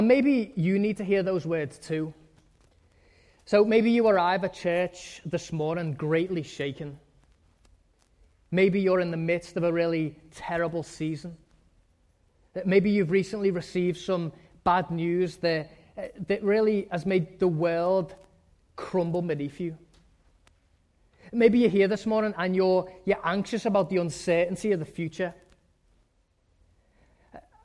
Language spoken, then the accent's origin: English; England, United Kingdom; moved away; When I was growing up in England, we had this backyard that was surrounded by a wooden fence